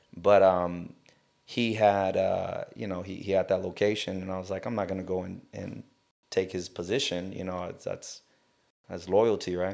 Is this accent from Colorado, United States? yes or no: no; South Gate, California, United States; now in Long Beach, United States; I grew up in, uh, Southgate